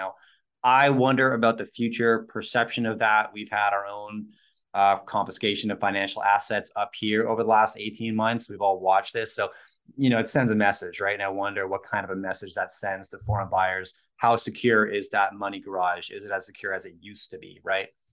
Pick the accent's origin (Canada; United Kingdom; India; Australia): Canada; My wife's American, I'm Canadian